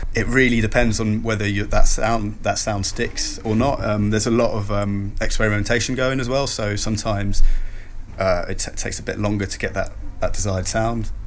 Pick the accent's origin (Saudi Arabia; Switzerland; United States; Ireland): Switzerland; now in United Kingdom; I grew up in Switzerland